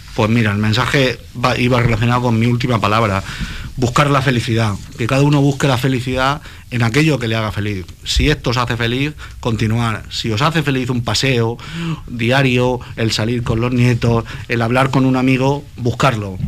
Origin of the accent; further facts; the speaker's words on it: Cartagena, Region of Murcia, Spain; yo soy cartagenero